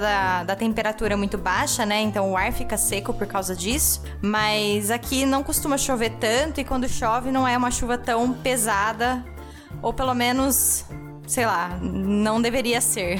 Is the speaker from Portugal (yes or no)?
no; interior of São Paulo, Brazil; now in Germany; a gente é do, do interior de São Paulo